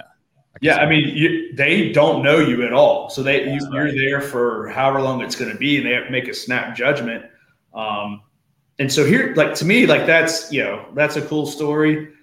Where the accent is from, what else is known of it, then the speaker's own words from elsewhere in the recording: Portsmouth, Ohio, United States; I'm born and raised in Portsmouth, was gone for college and the military, and came back home